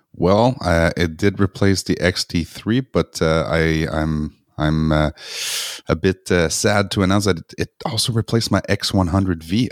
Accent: Montreal, Quebec, Canada; moved away; I went back to Montreal, which is my hometown

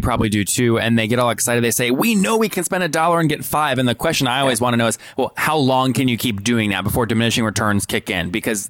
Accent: Leesburg, Virginia, United States; I grew up in Loudoun, there, down right there in Leesburg.

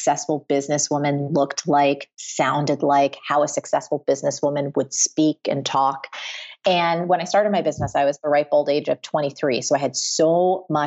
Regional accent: New Jersey, United States; I'm from New Jersey. I was raised by like just middle-class blue-collar people.

